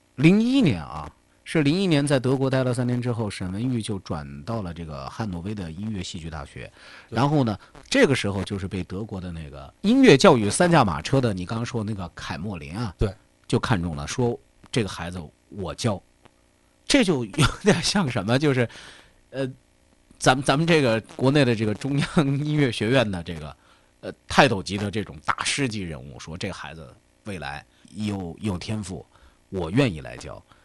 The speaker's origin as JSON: {"language": "Chinese", "country": "China", "said": "我们中国人"}